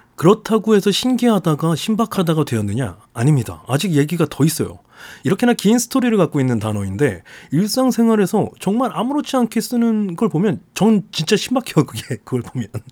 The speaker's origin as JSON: {"language": "Korean", "region": "Jeju", "country": "South Korea", "tie": "born or raised there", "said": "고향이 제주도인 게 밝혀지는 것과"}